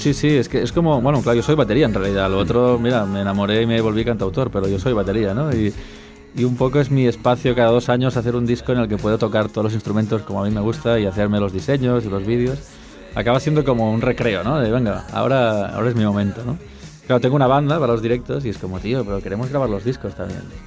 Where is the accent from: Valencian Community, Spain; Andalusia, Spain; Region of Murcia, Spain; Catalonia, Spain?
Catalonia, Spain; me siento catalán, canto en catalán